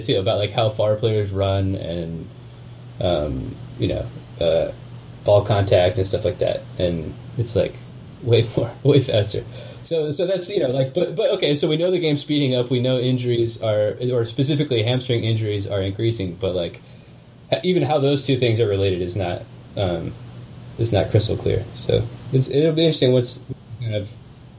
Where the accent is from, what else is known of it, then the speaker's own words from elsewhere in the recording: United States; now in Germany; I'm obviously an American.